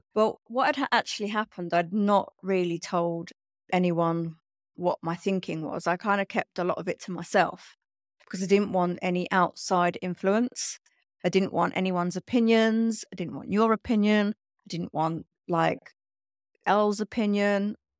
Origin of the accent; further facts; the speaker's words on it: London, United Kingdom; I grew up in London